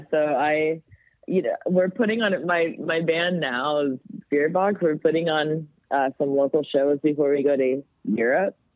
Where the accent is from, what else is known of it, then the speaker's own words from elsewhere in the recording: Canada; "Hi, we're …. We're from Canada,"